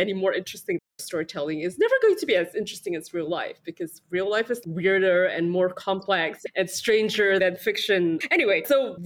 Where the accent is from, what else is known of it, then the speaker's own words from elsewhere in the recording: Singapore; I come from Singapore